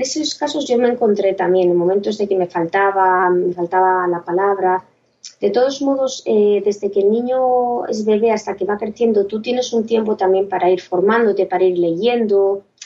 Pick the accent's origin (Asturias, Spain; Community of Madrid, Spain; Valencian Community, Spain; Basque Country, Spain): Asturias, Spain; Gijón; soy una chica de Gijón